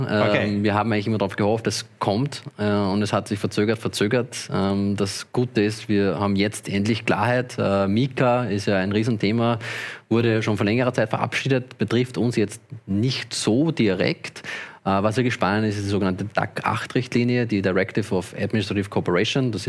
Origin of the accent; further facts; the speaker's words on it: Austria; wenn ich als Österreicher auf Binance trader, dann muss Binance alle Daten an die französischen Behörden melden und die französischen müssen das teilen mit den österreichischen.